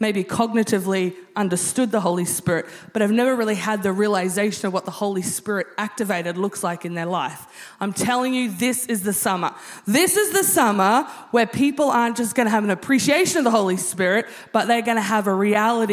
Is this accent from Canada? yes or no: no; Australia; being Australian